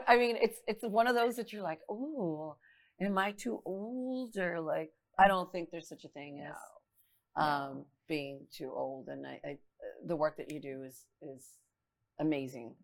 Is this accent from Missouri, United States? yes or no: no; Laredo, Texas, United States; moved away as an adult; now in San Antonio, United States; moved to San Antonio from my hometown Laredo, Texas